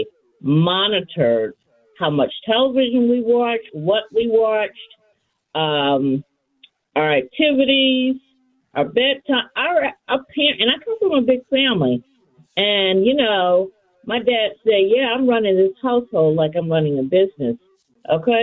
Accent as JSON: {"language": "English", "town": "St. Louis", "region": "Missouri", "country": "United States", "tie": "born or raised there", "moved": "as an adult", "said": "I grew up in St. Louis, although I lived in other major cities. And I ended up moving back after the passing of my dad."}